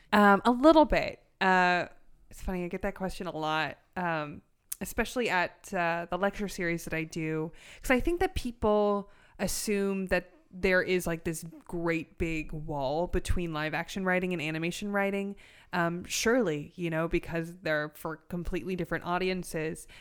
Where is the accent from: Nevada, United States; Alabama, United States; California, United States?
California, United States; Los Angeles; also born or lived in Orange County; I'm from North Hollywood